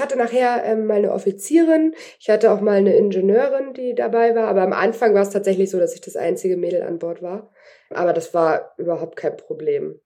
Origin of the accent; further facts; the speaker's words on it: Kiel, Schleswig-Holstein, Germany; Ich bin zwar mit groß geworden auf dem Dampftonnenleger in Kiel, ähm, da war mein Papa äh, Gründungsmitglied